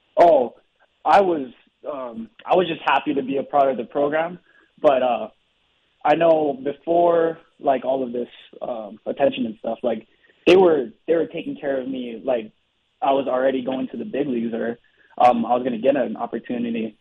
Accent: Hawaii, United States; moved away as an adult; I was raised in Hawaii.

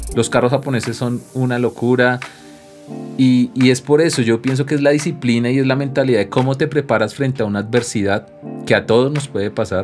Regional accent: Colombia; nos han enseñado a actuar como colombianos

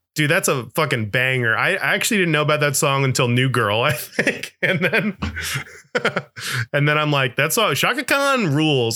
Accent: Florida, United States; I'm from Florida

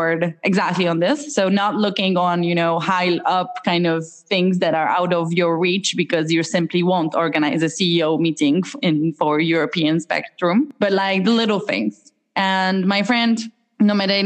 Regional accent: Poland; moved away as an adult; now in Dublin, Ireland; I'm from Poland myself.

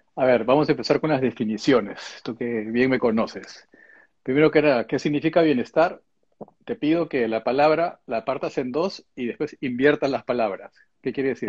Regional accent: Peru; moved away as an adult; also born or lived in Japan; now in England; hice todo el colegio en el Perú, después me fui a estudiar la carrera universitaria eh, a Japón

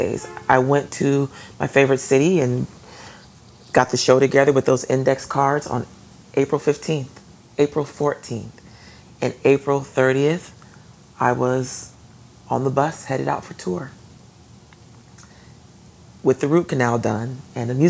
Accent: Atlanta, Georgia, United States; moved away; my hometown

